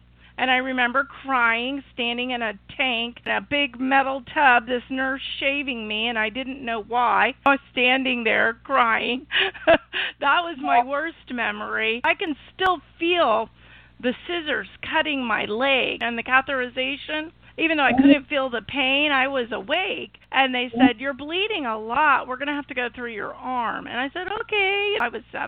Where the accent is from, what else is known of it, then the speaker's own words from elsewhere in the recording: Illinois, United States; my hometown in Illinois, which is a small town, 100,000 people